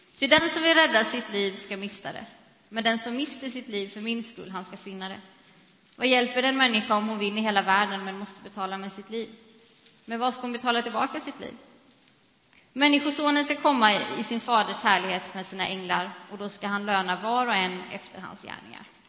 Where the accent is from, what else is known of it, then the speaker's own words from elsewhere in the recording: Sweden; vi som svenskar